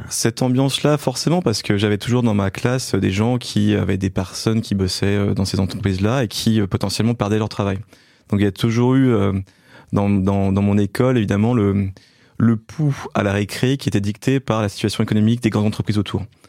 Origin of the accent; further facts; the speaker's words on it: Belfort, Bourgogne-Franche-Comté, France; je suis né en fait à Belfort, donc dans l'est de la France